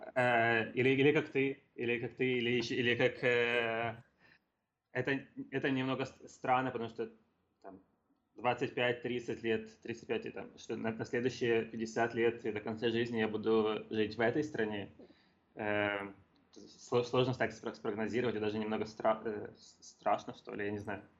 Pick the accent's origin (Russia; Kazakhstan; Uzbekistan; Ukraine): Ukraine; now in San Francisco, United States; я есть гражданином Украины, но я не живу там